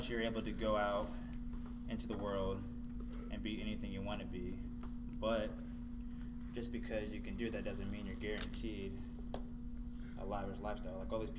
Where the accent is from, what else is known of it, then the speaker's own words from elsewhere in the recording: Marion, Ohio, United States; also born or lived in Toledo, Ohio; I was born in Toledo. I was raised in Marion. In M-Town, you know, home of heroin.